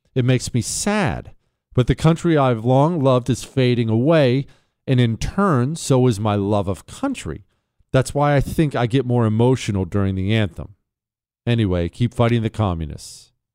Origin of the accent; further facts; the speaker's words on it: Bozeman, Montana, United States; now in Texas, United States; I grew up in Bozeman, Montana. That's my area.